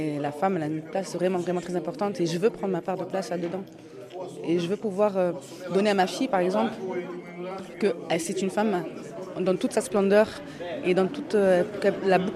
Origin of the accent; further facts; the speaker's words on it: Marseille, Provence-Alpes-Côte d'Azur, France; oui, je suis née à Marseille. Je suis une vraie petite Marseillaise. J'ai grandi ici d'un quartier, de la Balle de Mai, de la Canebière et tout ça.